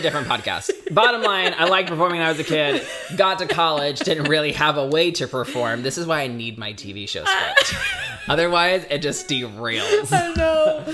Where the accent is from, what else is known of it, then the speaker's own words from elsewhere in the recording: Indiana, United States; we're both from Indiana